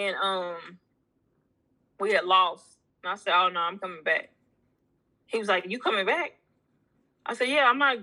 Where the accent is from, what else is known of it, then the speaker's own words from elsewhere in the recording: United States; I'm American